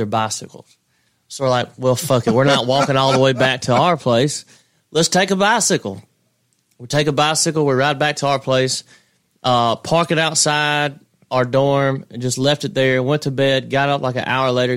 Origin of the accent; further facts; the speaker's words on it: Hazlehurst, Mississippi, United States; moved away as an adult; now in Austin, United States; Hazelhurst, Mississippi is my hometown